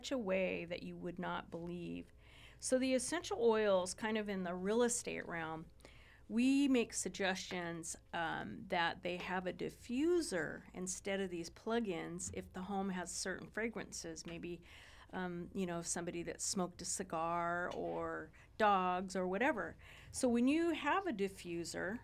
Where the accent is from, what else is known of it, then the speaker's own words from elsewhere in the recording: Ojai, California, United States; I grew up in Ojai, a lot of hippies there